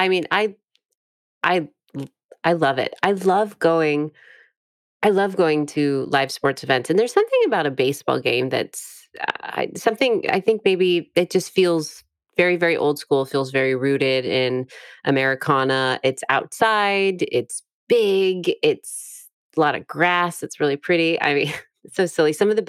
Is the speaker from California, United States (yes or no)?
yes; Sacramento, California, United States; that's where I grew up in Sacramento.